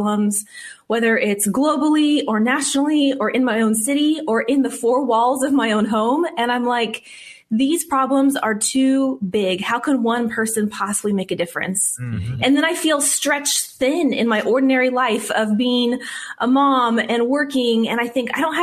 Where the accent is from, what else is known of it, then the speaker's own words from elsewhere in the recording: Whittier, California, United States; also born or lived in Arizona; now in Glendora, United States; Grew up in a little town called Whittier